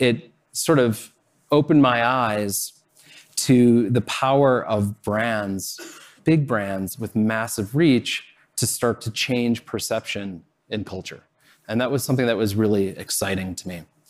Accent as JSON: {"language": "English", "town": "Chicago", "region": "Illinois", "country": "United States", "tie": "born or raised there", "said": "I grew up in Chicago"}